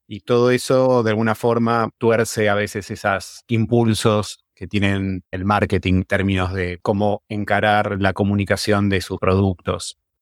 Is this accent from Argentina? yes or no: yes; Argentina; somos embajadores de Argentina y del diseño argentino